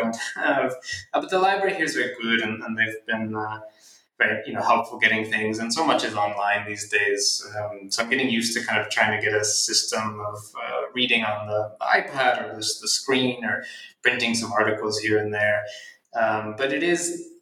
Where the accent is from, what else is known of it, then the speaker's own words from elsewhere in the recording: Philadelphia, Pennsylvania, United States; I'm from Philadelphia